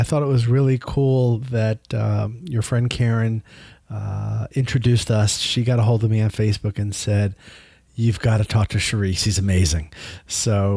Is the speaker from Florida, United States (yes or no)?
yes; Tampa, Florida, United States; my hometown of Tampa, Florida.